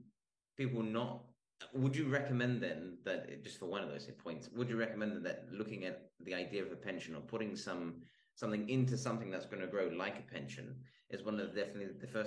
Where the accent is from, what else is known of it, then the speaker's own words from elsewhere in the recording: Australia; now in Spain; I'm Australian